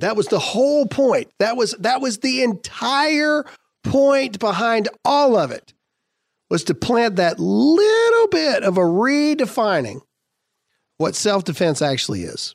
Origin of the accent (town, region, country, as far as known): United States